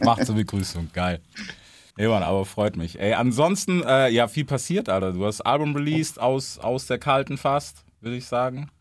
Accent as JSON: {"language": "German", "region": "the American South", "country": "United States", "moved": "yes", "lives_now": "Germany", "said": "ich komme aus dem Süden, weißt du so, also auch aus Amerika und aus dem Süden"}